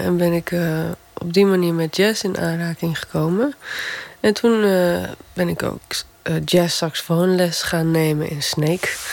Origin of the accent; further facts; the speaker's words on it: Gaasterland, Friesland, Netherlands; moved away; Gaasterland, waar ik vandaan kom.